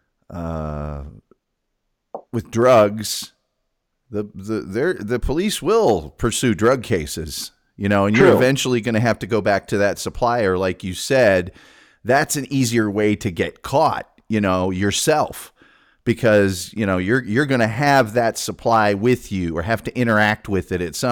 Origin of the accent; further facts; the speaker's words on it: Carmel, Indiana, United States; I am from Carmel.